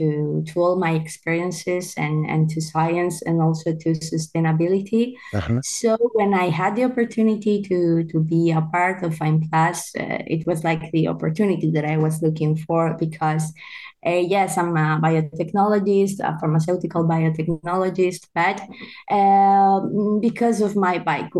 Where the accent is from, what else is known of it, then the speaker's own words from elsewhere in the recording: Valencia, Valencian Community, Spain; also born or lived in Italy / northern Spain; I'm from Valencia in Spain